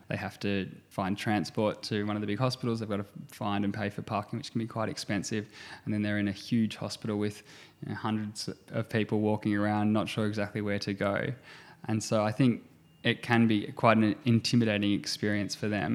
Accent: Gippsland, Victoria, Australia; also born or lived in Geelong / Melbourne; I grew up in Gippsland

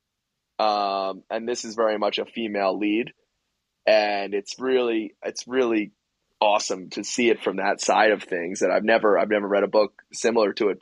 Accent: suburbs west of Philadelphia, Pennsylvania, United States; it's in my hometown

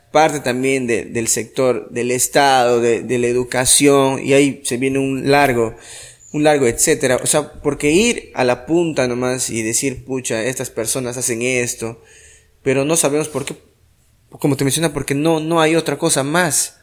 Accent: Iquitos, Loreto, Peru

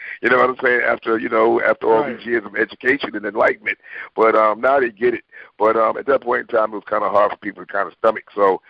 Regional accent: Bronx, New York, United States; Well, I moved from the Bronx to Queens, and I'm in Queens

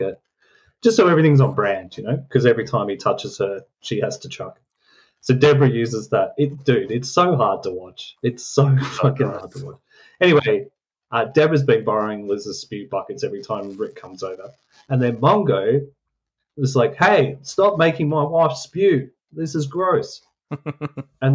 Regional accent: Australia; We're from Australia.

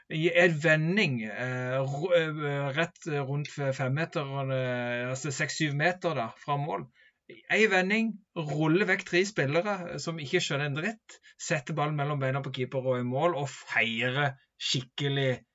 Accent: Norway

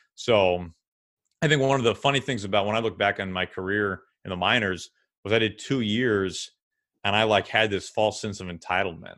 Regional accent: St. Louis, Missouri, United States; moved away; a trade school in Saint Louis, my hometown

